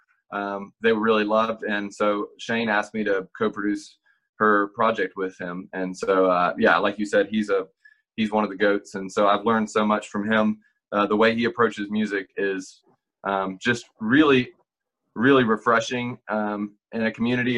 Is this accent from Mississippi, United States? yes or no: yes; Meridian, Mississippi, United States; now in Nashville, United States; I'm from a town called Meridian